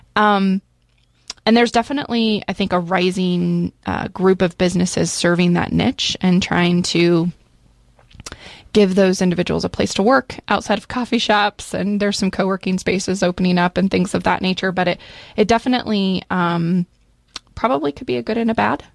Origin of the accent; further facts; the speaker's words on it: Central Oregon, United States; I grew up here in Central Oregon